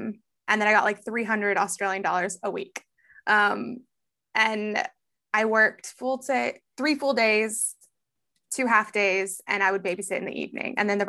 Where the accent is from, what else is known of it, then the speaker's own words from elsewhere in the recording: Texas, United States; also born or lived in Houston / San Antonio / Beaumont / Austin; I grew up all over Texas. So Houston, born in Houston, San Antonio, Houston, Beaumont, San Antonio, Austin.